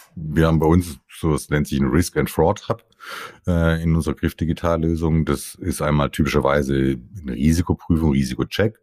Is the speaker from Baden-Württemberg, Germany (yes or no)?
yes; Stuttgart, Baden-Württemberg, Germany; Also ich bin Italo-Schwabe, geboren in Stuttgart, Nähe von stuttgart reutling